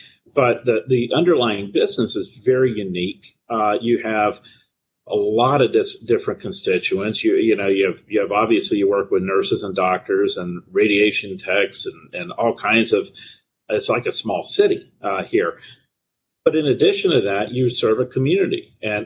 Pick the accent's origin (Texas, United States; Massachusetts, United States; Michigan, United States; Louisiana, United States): Louisiana, United States; Southern; now in Sarasota, United States; I came from Southern Louisiana is where I'm from.